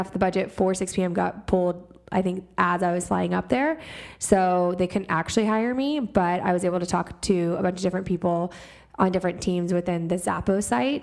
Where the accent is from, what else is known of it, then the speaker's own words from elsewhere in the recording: Houston, Texas, United States; moved away as an adult; I am from Texas, born and raised in Houston, Texas